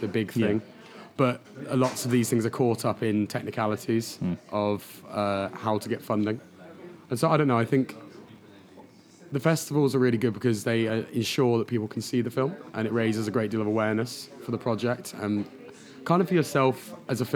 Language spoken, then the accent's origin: English; Devon, South West England, United Kingdom; moved away; I'm from Devon